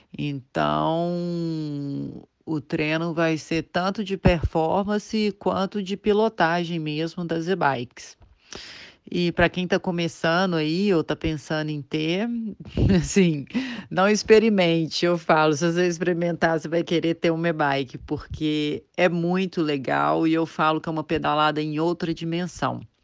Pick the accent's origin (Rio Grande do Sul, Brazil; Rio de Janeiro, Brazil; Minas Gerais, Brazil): Minas Gerais, Brazil; Belo Horizonte; eu sou de Belo Horizonte, eu estou com 39 anos